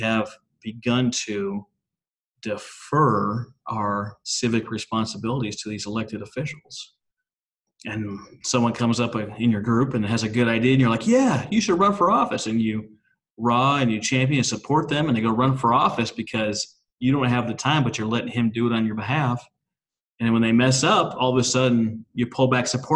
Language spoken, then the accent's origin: English; Minnesota, United States; moved away; also born or lived in Oklahoma; I'm from Minnesota originally